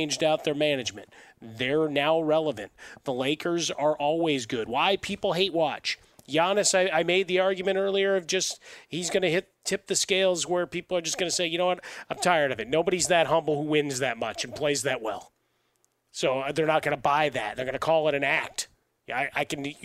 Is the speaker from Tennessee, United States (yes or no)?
no; Chicago, Illinois, United States; Growing up in Chicago